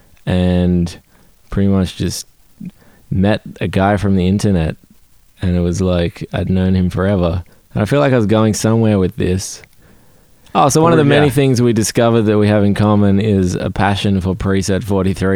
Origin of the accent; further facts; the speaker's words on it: Australia; now in United States; I confuse the shit out of everyone by being Australian